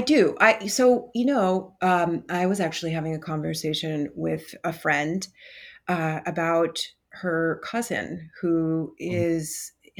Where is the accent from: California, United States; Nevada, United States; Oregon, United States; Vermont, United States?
Vermont, United States; I'm from the East Coast in Vermont